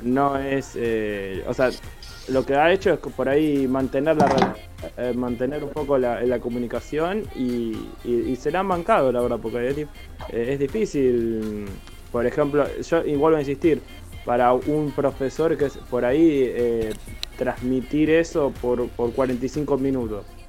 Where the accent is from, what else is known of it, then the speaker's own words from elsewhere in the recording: Argentina; nosotros que somos argentinos